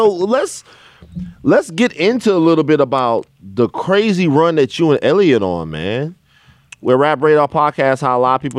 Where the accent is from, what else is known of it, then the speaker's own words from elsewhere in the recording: Louisiana, United States; And I'm already like I'm from Louisiana, so in my mind, you know, Jay Prince is a deity, right?